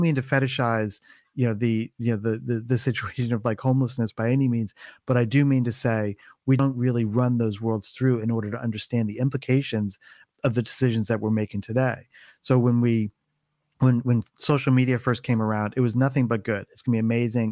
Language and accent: English; East Coast, United States; moved away as an adult; now in California, United States; I was I was born and raised um, on the East Coast